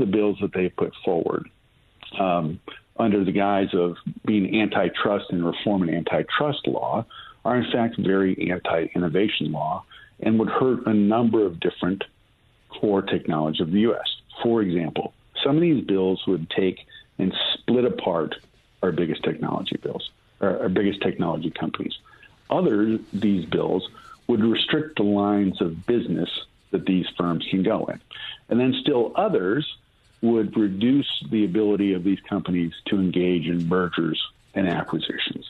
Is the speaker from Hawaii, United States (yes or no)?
no; Michigan, United States; moved away; originally I'm from Michigan, right? And Michigan was an incredible manufacturing community when I grew up in the 80s